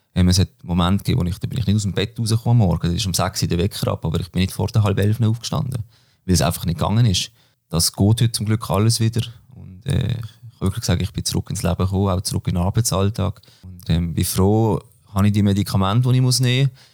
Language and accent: German; Böckten, Basel-Landschaft, Switzerland; moved away as an adult; now in Basel, Switzerland; ich komme von Böckten, Basel-Land, wohne aber mittlerweile in der Stadt in Basel. Ja, bin dort aufgewachsen